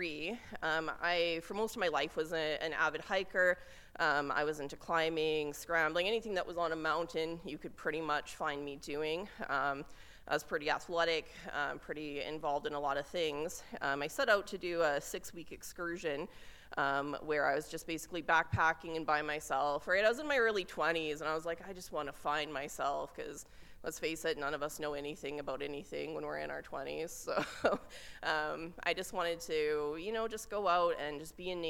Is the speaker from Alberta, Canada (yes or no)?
yes; Lethbridge, Alberta, Canada; moved away; being back in my hometown. This is where things started for me. This is where my career started, and I always have a great affinity, affection, and respect for coming back to Lethbridge.